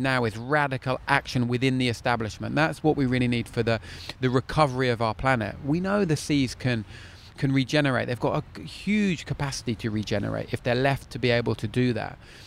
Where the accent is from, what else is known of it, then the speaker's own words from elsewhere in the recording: London, United Kingdom; moved away as an adult; now in Cornwall, United Kingdom; I'm a Londoner born and bred, happily transposed to my excellent life in Cornwall